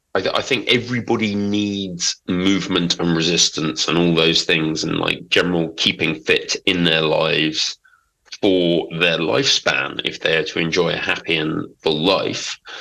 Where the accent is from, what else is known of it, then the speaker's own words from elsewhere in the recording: London, United Kingdom; moved away; also born or lived in Norfolk / Manchester; I'm from Big Smoke